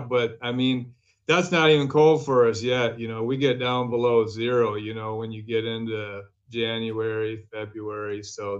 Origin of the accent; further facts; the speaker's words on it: Minneapolis, Minnesota, United States; also born or lived in St. Paul; I was born in Minneapolis, moved around a lot, pretty much lived all over the Twin Cities, lived in St. Paul too, you know, the Twin Cities and a lot of the suburbs and all over the state too.